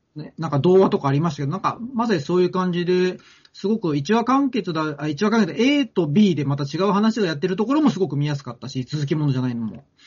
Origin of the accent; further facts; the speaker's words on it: Tokyo, Japan; 僕はあの、まあ、東京生まれ東京育ち